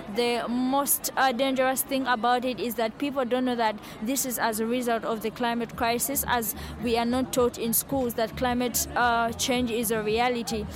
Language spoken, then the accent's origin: English; Brazil; I am from Brazil and I'm director of Lat 315